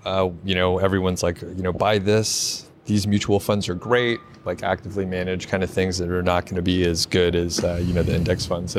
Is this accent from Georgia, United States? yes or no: yes; Georgia, United States; I'm from Georgia as well